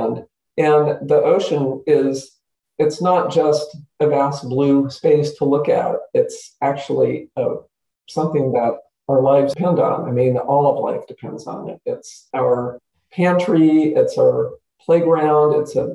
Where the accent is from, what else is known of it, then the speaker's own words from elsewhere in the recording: Santa Clara Valley, California, United States; I grew up in the Santa Clara Valley, what we now call the Silicon Valley